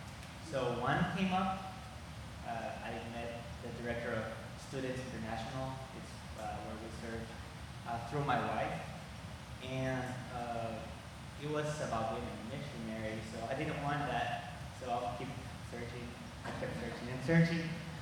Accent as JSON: {"language": "English", "town": "Antigua Guatemala", "region": "Sacatepéquez", "country": "Guatemala", "tie": "born or raised there", "second_language": "English", "said": "I lived all my life, and I grew up in Antigua, which is a very famous town, like 30 minutes from the capital city. I grew up in a Christian home. I was Christian. I've been Christian my whole life."}